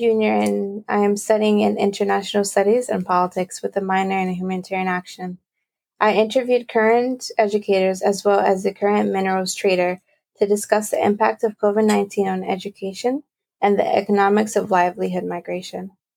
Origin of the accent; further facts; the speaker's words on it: Brazil; moved away; I'm from Brazil